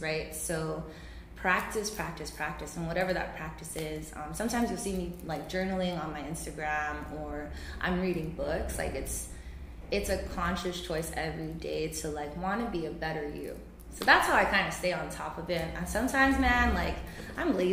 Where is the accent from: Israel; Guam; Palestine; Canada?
Guam; Santa Rita; I am from Santa Rita